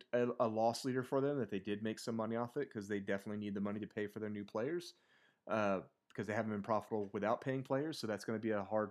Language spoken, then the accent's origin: English; West Coast, United States; I grew up on the West Coast